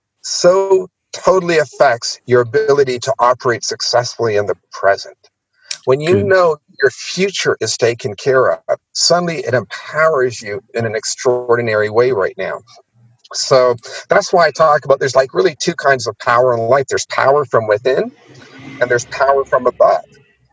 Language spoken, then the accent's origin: English; India; also born or lived in Pakistan; Is I was born in Pakistan and I grew up in India.